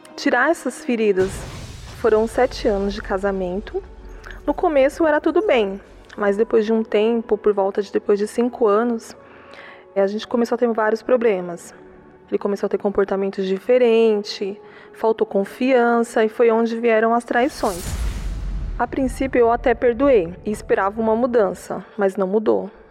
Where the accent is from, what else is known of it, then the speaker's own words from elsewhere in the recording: Mauá, São Paulo, Brazil; eu sou de Mauá